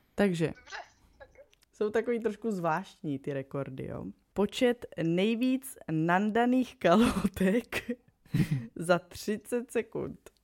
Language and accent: Czech; Moravia, Czechia; my jsme z Moravy